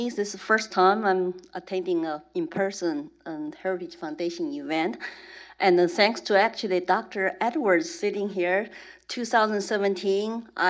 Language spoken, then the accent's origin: English; Chengdu, Sichuan, China; English is a second language; now in United States; I was born in Chengdu, Sichuan province, right before Mao started the great proletarian cultural revolution. And my parents were illiterate workers.